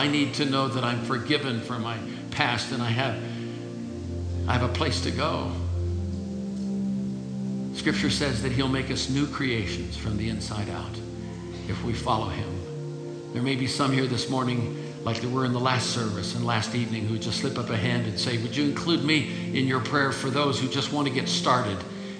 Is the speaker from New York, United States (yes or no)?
no; Illinois, United States; Where are you from? I said, I'm from Illinois.